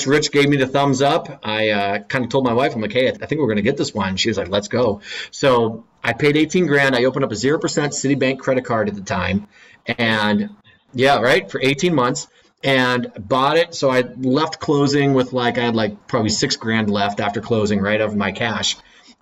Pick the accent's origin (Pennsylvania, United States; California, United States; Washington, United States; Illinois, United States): Pennsylvania, United States; Erie; also born or lived in Philadelphia; born and raised in Erie, Pennsylvania